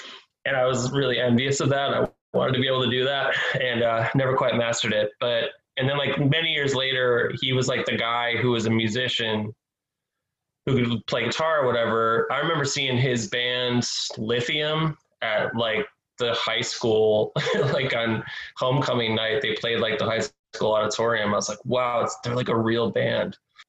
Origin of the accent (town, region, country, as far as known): Newark, New York, United States; born or raised there